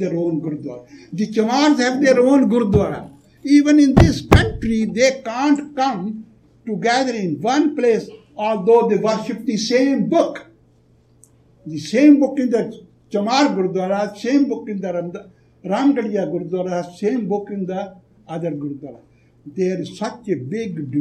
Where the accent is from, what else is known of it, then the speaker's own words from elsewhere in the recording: Jalandhar, Punjab, India; moved away; also born or lived in Delhi; I come from Jalandhar